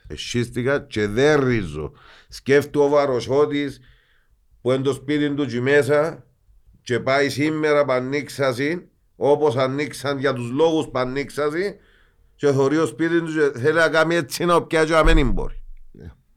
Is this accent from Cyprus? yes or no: yes; Cyprus; είμαστε εμείς Ελληνοκύπροι